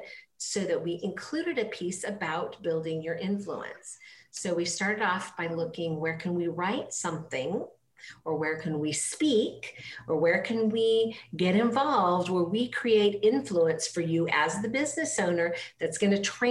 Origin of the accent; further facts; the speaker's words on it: Petersburg, Alaska, United States; moved away as an adult; now in Florida, United States; I grew up actually in Petersburg, which is a small island in southeast Alaska